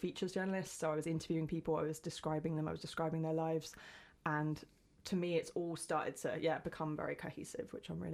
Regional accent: West Sussex, South East England, United Kingdom; moved away as an adult; now in Brighton, United Kingdom; I didn't grow up here. I grew up further in West Sussex, in the middle of absolutely nowhere, like in the middle of the countryside.

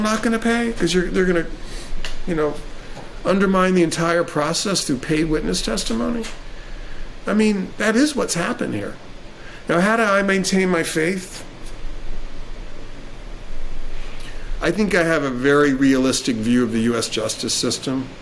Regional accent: Jacksonville, Florida, United States; I was a kid, and I grew up in Jacksonville, Florida

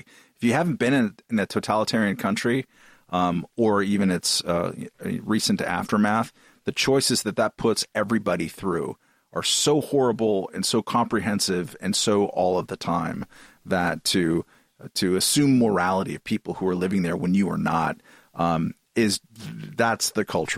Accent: Boston, Massachusetts, United States; So, and we're from Boston.

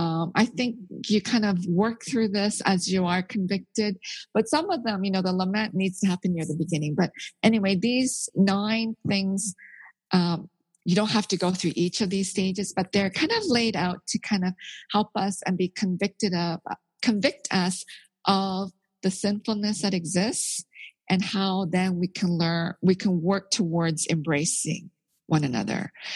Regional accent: South Korea; born there; You know, I'm Korean. I was born in Korea

